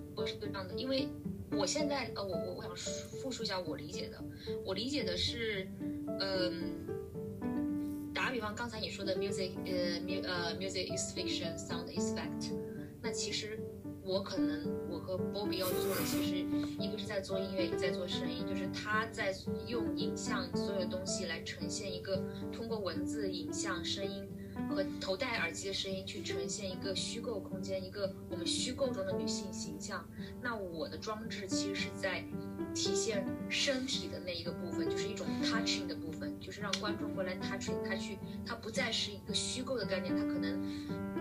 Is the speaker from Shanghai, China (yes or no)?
no; Jiangxi, China; 我还不是从上海、北京来的，我是江西，你知道江西嘛，就是特别中部的一个城市，呃，一个省份